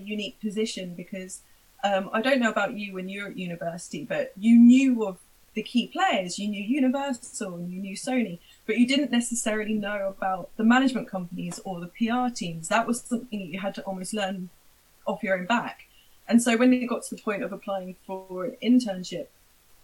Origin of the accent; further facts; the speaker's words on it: Portsmouth, South East England, United Kingdom; I'm from Portsmouth, I couldn't pop up to London all the time